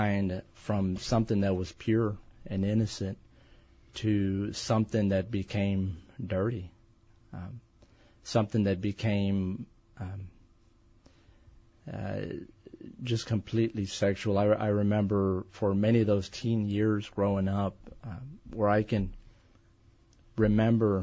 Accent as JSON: {"language": "English", "region": "East Texas", "country": "United States", "tie": "born or raised there", "said": "I'm from Texas. Good. Born and raised all my life, and grew up in East Texas"}